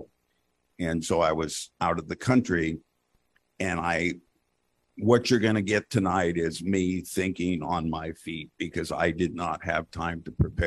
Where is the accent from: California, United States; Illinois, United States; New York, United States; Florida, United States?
California, United States; Fort Bragg; I grew up in Fort Bragg